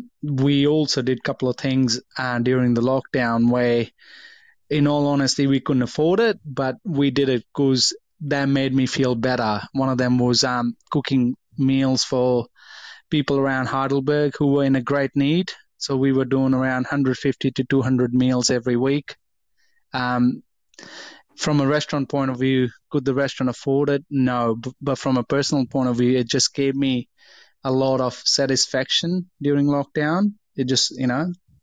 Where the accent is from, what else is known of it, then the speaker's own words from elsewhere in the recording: India; what nationality are you? And I tell them I'm from India.